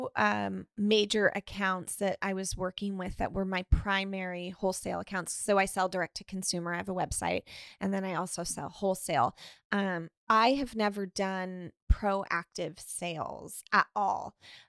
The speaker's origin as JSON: {"language": "English", "town": "Sonoma", "region": "California", "country": "United States", "said": "Oh, I'm from Sonoma, California."}